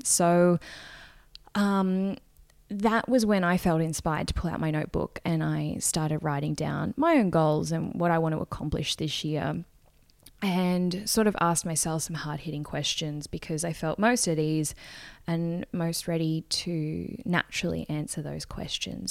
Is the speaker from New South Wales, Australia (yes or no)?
no; Gold Coast, Queensland, Australia; I am from the Gold Coast, which is a beachy, town, city, let's go with city